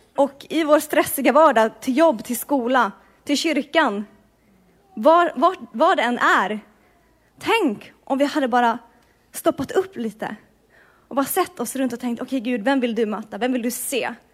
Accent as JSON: {"language": "Swedish", "country": "Sweden", "moved": "as an adult", "lives_now": "Bergen, Norway", "said": "jag kommer från Sverige"}